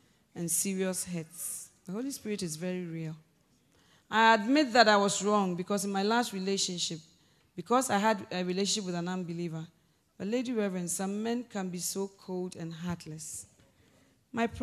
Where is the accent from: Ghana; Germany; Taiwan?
Ghana; I'm Ghanaian